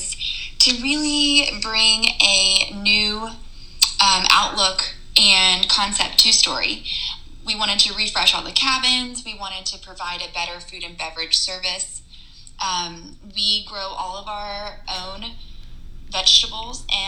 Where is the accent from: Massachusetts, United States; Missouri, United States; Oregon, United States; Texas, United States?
Texas, United States; moved away as an adult; now in Indiana, United States; I'm from Texas, and my family and support is all there